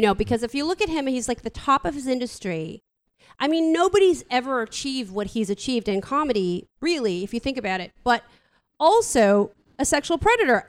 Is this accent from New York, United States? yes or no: no; San Francisco, California, United States; I'm from here, you know, I'm from San Francisco